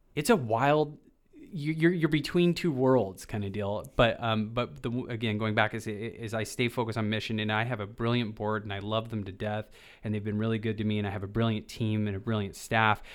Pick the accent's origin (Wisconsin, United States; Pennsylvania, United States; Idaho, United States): Idaho, United States; Boise; I grew up in the Boise, Idaho